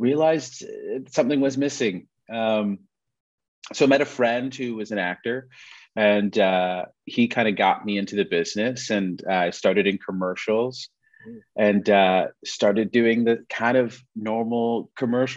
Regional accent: Toronto, Ontario, Canada; moved away as an adult; now in Vancouver, Canada; I grew up in Toronto

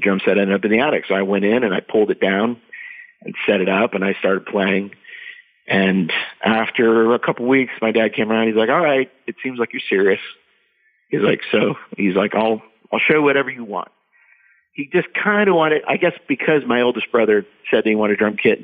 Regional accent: Scranton, Pennsylvania, United States; I grew up in Eastern Pennsylvania, kind of outside of Scranton

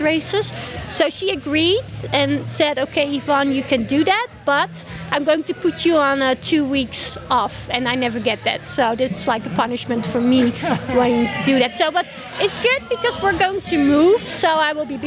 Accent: Netherlands; now in Austria; my home country in the Netherlands.

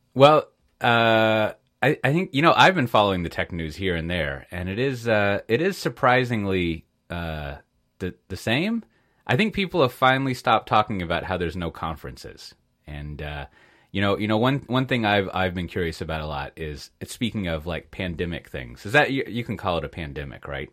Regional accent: United States; moved away; as an American, an expat American

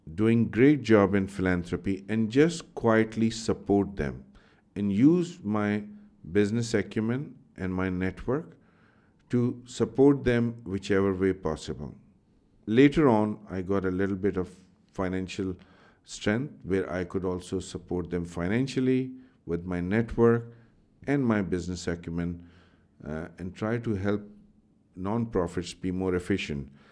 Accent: Pakistan; I grew up in Pakistan

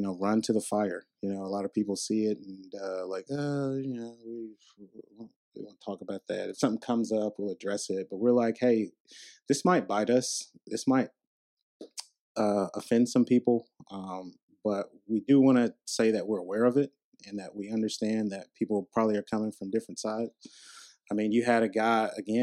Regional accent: Charlotte, North Carolina, United States; I grew up in Charlotte

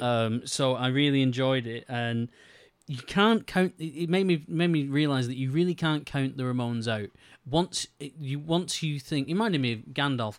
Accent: United Kingdom; I am British

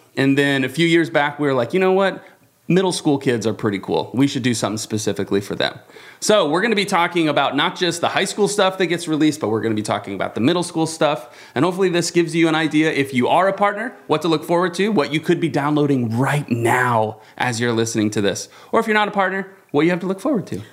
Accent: Avon, Indiana, United States; in Avon, Indiana. Shout out to my hometown.

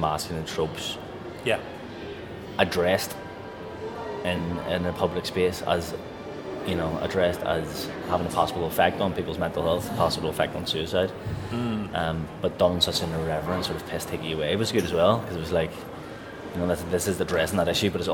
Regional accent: Belfast, Northern Ireland, United Kingdom; I grew up in Belfast, and in a sort of working class community

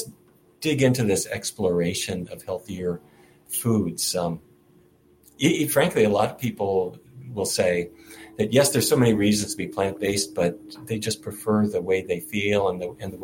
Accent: Fargo, North Dakota, United States; now in Washington, D.C., United States; I grew up in Fargo, North Dakota, and there every day of my life, it was roast beef, baked potatoes, and corn

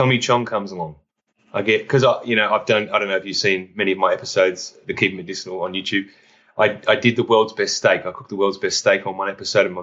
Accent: Australia; I'm from Down Under.

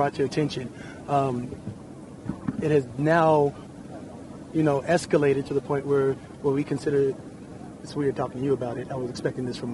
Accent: United States; we are Americans

